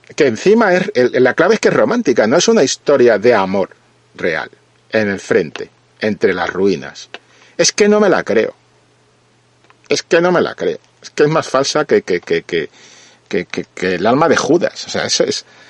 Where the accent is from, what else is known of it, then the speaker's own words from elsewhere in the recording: Spain; yo siendo español